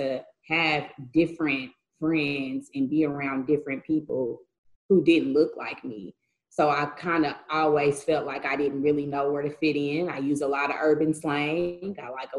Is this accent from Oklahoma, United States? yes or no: yes; Oklahoma City, Oklahoma, United States; also born or lived in Edmond, Oklahoma / Deer Creek, Oklahoma; I'm from Oklahoma, born, bred. I've been East Side. I graduated from Douglas. I went to Northeast. So I'm like, for real. Inner city, East Side, born and bred.